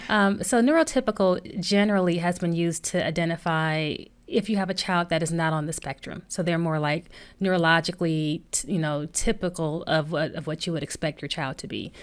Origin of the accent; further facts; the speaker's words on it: Flint, Michigan, United States; we grew up in Flint, Michigan, and, you know, grew up in the hood